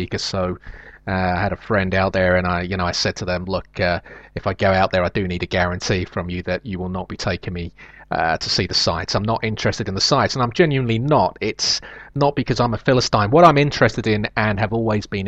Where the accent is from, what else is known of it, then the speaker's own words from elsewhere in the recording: London, United Kingdom; I grew up in London